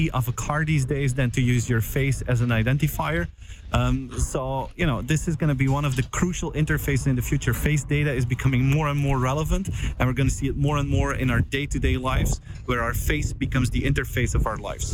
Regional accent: Belgium; I'm from Belgium

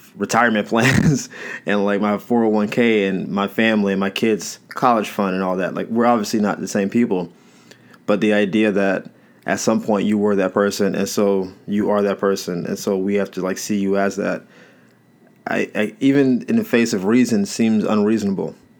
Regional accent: Florida, United States; I'm from Florida

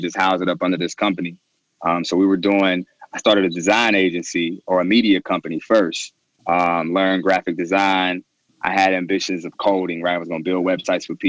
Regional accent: Cincinnati, Ohio, United States; also born or lived in Louisville, Kentucky; I was born in Louisville, Kentucky. I grew up in Cincinnati, Ohio. So I went to high school here

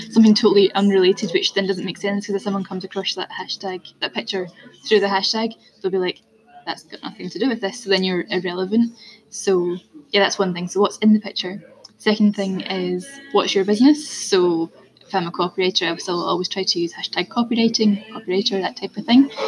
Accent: Scotland, United Kingdom; I'm Scottish as well

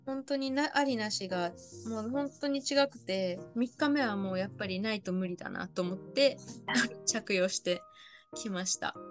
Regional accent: Niigata, Japan; moved away; 私あの今ちょっと新潟の自分の実家の地元にいるんですけれども、はい、あの帰ってきた途端やっぱりこっちの方言が出て

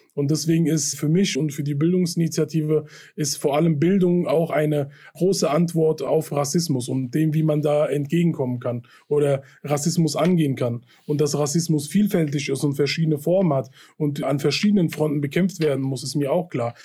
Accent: Hanau, Hesse, Germany; meine Heimatstadt trifft, in der ich aufgewachsen bin und geboren bin

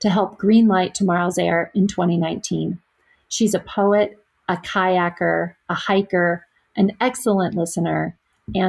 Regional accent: Alaska, United States; I grew up in Alaska

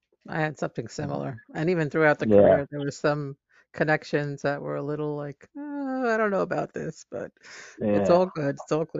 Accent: New York City, New York, United States; I grew up in Bensonhurst, Brooklyn. I'm also Italian. Okay. Sicilian Italian.

